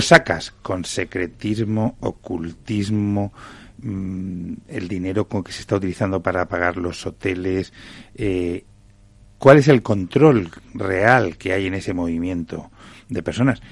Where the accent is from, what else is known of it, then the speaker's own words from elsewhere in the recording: Canary Islands, Spain; moved away; soy canario